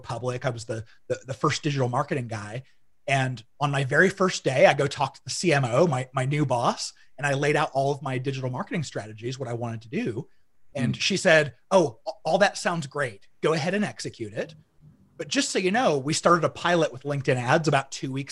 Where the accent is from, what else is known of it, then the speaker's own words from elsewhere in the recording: Arizona, United States; now in Utah, United States; So I grew up about half in Utah and the other half in Arizona. Arizona's more of what I remember. I mean, it was like junior high and high school